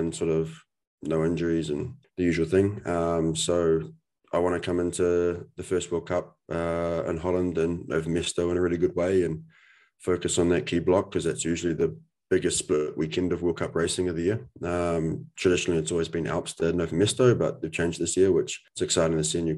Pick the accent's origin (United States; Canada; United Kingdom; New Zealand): New Zealand; we're both from New Zealand